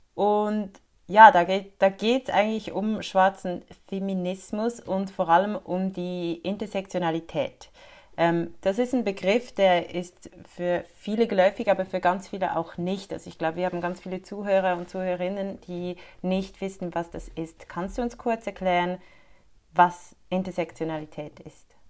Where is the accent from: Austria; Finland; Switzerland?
Switzerland; bei uns in der Schweiz